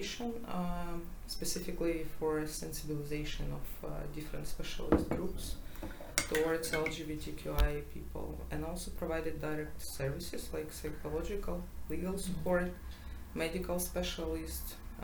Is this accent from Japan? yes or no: no; Ukraine; I'm from Ukraine.